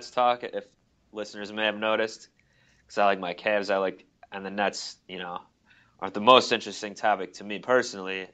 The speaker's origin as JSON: {"language": "English", "town": "Cleveland", "region": "Ohio", "country": "United States", "tie": "born or raised there", "said": "my hometown of Cleveland, Ohio"}